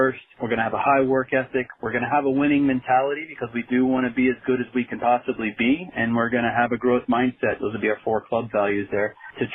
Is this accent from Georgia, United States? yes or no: no; Dallas, Texas, United States; moved away as an adult; also born or lived in Canyon, Texas / Springfield, Missouri; I grew up in Dallas, Texas, played for the Dallas Texans back when they first formed